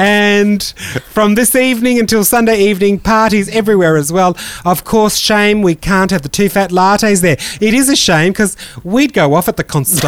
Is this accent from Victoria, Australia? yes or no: yes; Melbourne, Victoria, Australia; I was from Melbourne